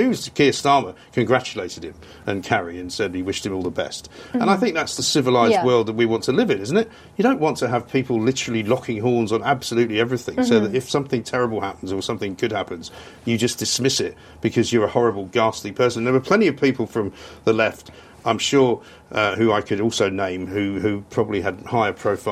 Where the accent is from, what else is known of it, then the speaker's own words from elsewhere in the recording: London, United Kingdom; also born or lived in Sussex; I was one of those sort of manky Londoners